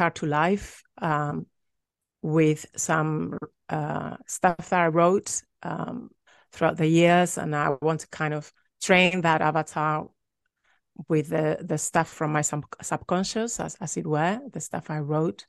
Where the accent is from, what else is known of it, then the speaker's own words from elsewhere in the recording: Madrid, Community of Madrid, Spain; moved away; also born or lived in London / Sacramento; I'm from Madrid, but I went to London to study film